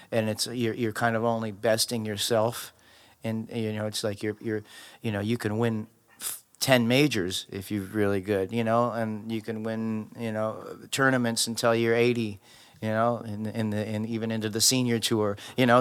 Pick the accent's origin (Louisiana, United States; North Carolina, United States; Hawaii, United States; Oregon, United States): Hawaii, United States; Maui; moved away; also born or lived in Los Angeles; I grew up in Maui, in Hawaii, and I had just gotten to L